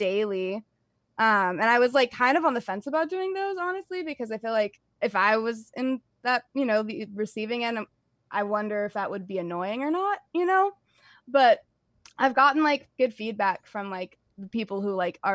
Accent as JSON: {"language": "English", "country": "United States", "said": "I am not Persian or from the Middle East. I am very American."}